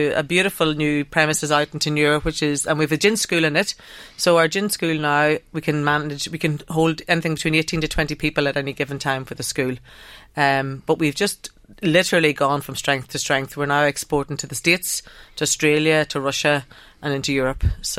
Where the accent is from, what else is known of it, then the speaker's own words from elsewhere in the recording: Ireland; accent: northern; So I suppose I've been, with my northern accent, I've been working in Drogheda